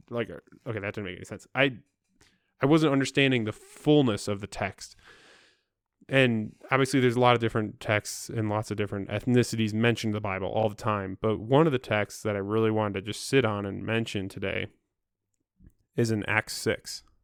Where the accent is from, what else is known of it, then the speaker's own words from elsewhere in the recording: Midwest, United States; I'm from the Midwest